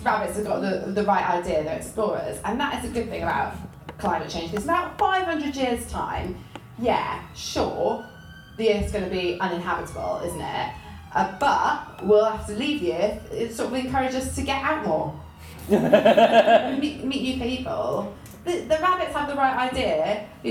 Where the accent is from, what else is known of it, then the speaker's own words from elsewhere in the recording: Welsh, Wales, United Kingdom; I'm Welsh